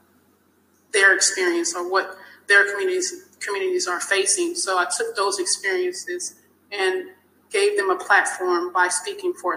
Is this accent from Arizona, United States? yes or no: no; South Louisiana, United States; moved away; growing up in South Louisiana